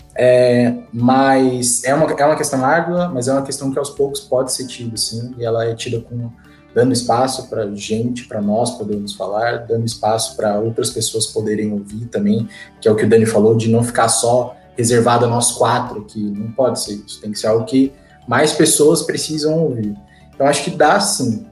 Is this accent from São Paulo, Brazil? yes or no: yes; São Paulo, Brazil; eu nasci, cresci a minha adolescência e minha infância no Jardim Ângela, abracei para a caravana do Jardim Ângela, quem conhece Zona Sul de São Paulo, periferia